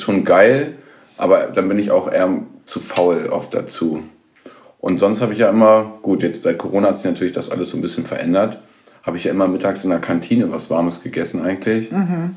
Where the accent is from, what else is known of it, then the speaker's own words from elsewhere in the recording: village near Hemmingen, near Hanover, Lower Saxony, Germany; Ich komme ja aus dem Dorf in der Nähe von Hemming. Das ist ja hm. sehr nah an Hannover dran.